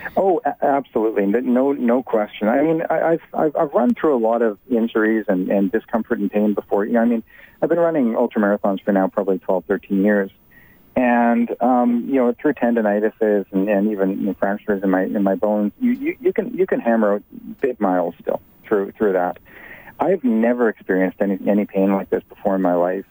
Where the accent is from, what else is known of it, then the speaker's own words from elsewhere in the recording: Calgary, Alberta, Canada; I'm from Calgary